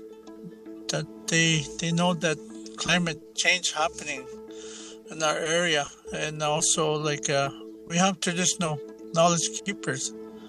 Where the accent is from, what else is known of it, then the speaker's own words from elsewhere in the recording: Attawapiskat, James Bay Coast, Northern Ontario, Canada; I'm from Mattawapskett. I was born and raised in the James Bay Coast area in Northern Ontario.